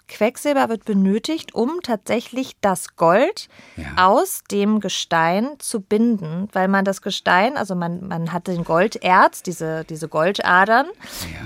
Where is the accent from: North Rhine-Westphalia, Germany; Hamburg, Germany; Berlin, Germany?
Berlin, Germany; also born or lived in Pforzheim, Baden-Württemberg; ich bin mit zehn nach Berlin gezogen, als meine Eltern sich getrennt haben. Da ist meine Mutter mit mir nach Berlin